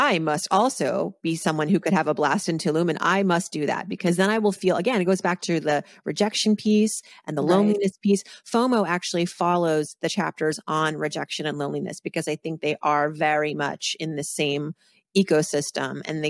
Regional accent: Massachusetts, United States; growing up on the East Coast in Massachusetts

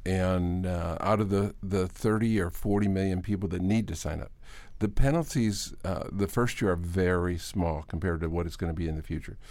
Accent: Hamburg, New York, United States; moved away; also born or lived in Virginia Beach, Virginia; I was going to the University of Buffalo. I grew up in Hamburg.

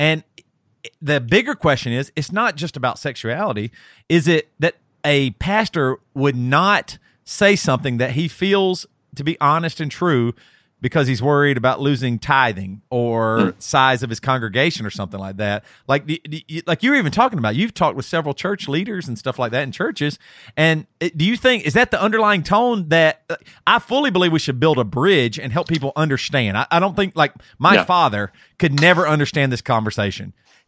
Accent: the South, United States; I might even relate this in a way to like the same way as like growing up in the South and like with racism or something.

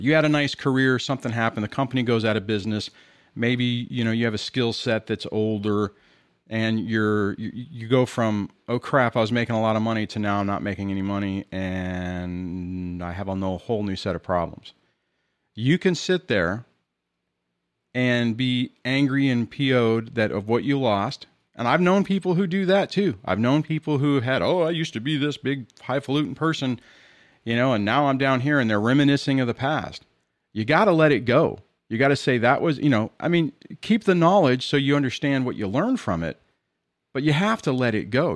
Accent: Southern California, United States; I'm from California in Southern California

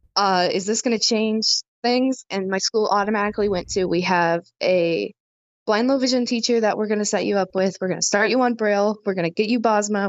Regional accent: Indiana, United States; from Indiana.

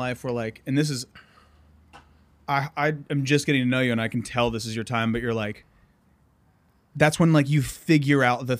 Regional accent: Pickerington, Ohio, United States; I'm literally from 25 minutes out of Columbus

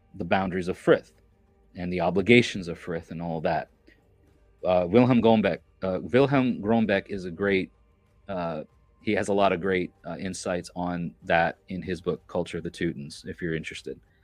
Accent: New York, United States; I'm from New York

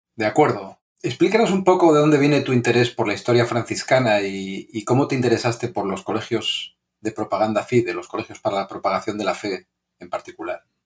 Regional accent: Spain; somos los dos gachupines

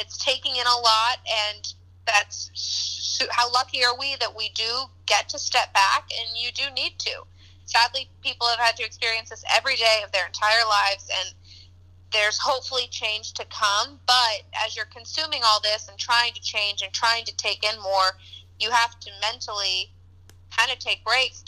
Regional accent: Kansas, United States; now in Chicago, United States; I'm from Kansas

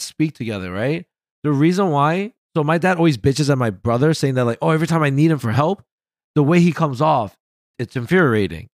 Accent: New York, United States; growing up in New York

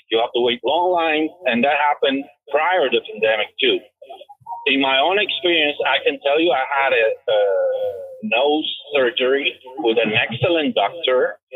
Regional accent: Canada; now in United States; I'm a dual citizen. Uh, I'm also Canadian, and I have a Canadian experience uh, in Quebec.

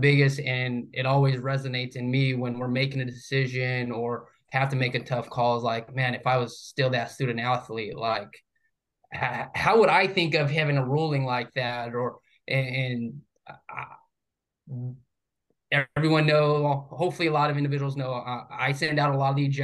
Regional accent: New Mexico, United States; moved away as an adult; now in Florida, United States; I was born and raised in New Mexico. So it was the first time living outside of New Mexico.

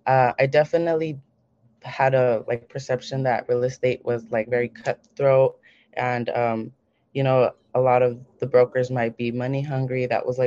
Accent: Seattle, Washington, United States; So I was born here in Seattle

